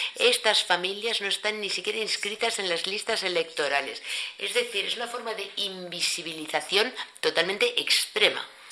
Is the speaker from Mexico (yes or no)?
no; Cameroon; yo soy de Camerún